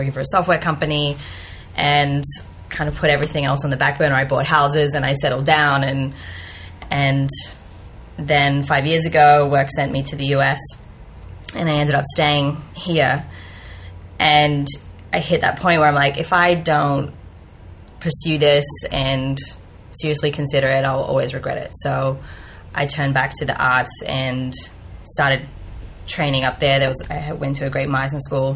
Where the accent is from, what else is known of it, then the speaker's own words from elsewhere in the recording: Australia; moved away as an adult; also born or lived in Bay Area, United States; now in United States; I am Australian, and I moved to the U.S. about 5 years ago